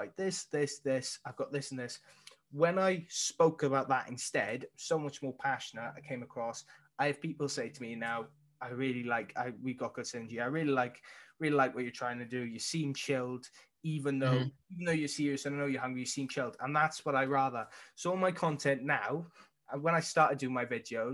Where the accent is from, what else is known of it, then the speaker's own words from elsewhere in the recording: Wales, United Kingdom; I was born in Wales